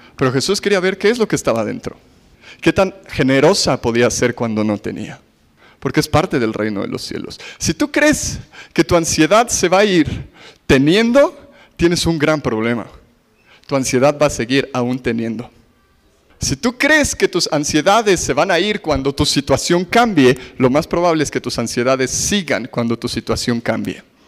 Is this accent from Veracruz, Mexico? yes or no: no; Mexico City, Mexico; somos chilangos